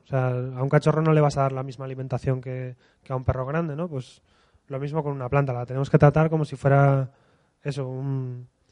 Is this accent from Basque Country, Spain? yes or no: no; Asturias, Spain; cuando estamos en Madrid, venimos de Asturias